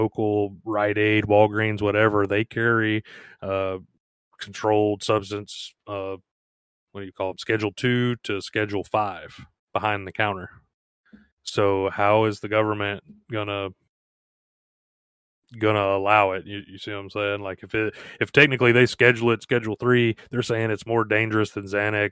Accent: Gulf Coast, United States; moved away as an adult; I am originally from the Gulf Coast

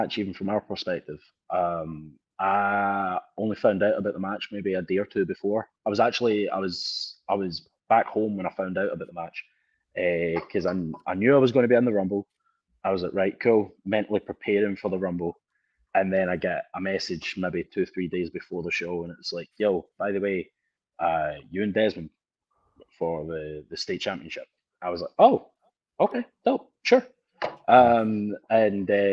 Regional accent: Scotland, United Kingdom; now in United States; us in Scotland, we deep fry pizzas

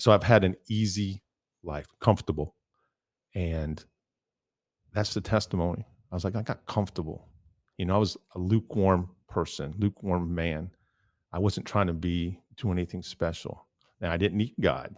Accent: Midwest, United States; I grew up in the Midwest.

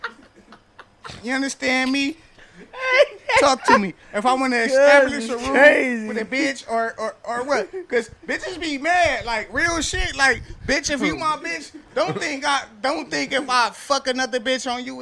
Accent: Compton, California, United States; I'm from Compton Crip

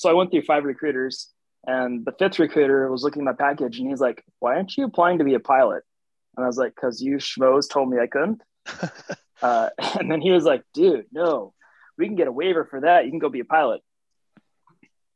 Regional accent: North Dakota, United States; moved away as an adult; also born or lived in Shreveport, Louisiana; I'm from North Dakota

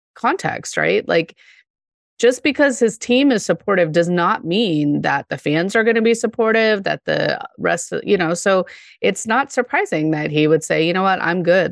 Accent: Denver, Colorado, United States; I grew up in Denver

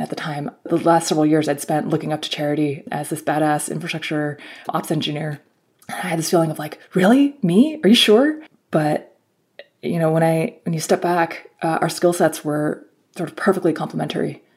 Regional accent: Bay Area, California, United States; I grew up in the in the Bay Area

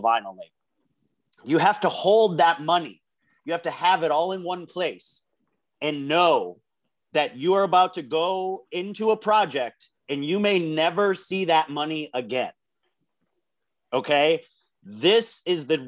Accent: United States; As an American

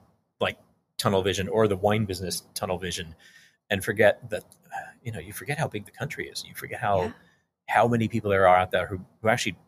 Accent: Texas, United States; I grew up in Texas

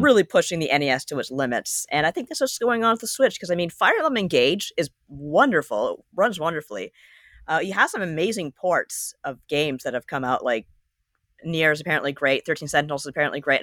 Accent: Canada; I'm Canadian

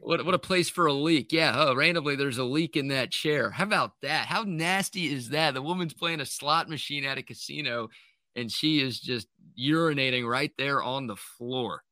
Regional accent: Dallas, Texas, United States; also born or lived in Austin; now in Houston, United States; where I grew up in Dallas

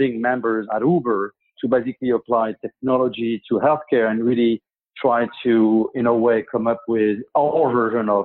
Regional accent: Paris, Île-de-France, France; now in United States; I'm French, and I grew up in France, in Paris.

